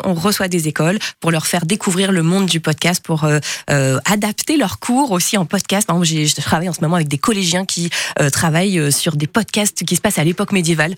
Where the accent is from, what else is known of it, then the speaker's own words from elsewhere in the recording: Marseille, Provence-Alpes-Côte d'Azur, France; Je suis marseillaise